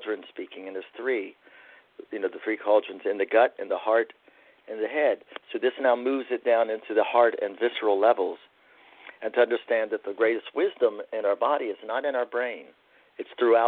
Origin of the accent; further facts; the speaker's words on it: Appalachia, United States; as an Appalachian man